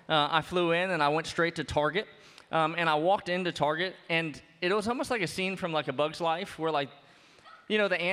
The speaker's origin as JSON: {"language": "English", "town": "New Orleans", "region": "Louisiana", "country": "United States", "moved": "yes", "lives_now": "Bloomington, United States", "said": "I'm from New Orleans"}